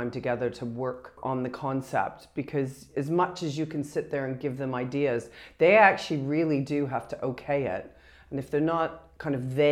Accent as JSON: {"language": "English", "country": "Canada"}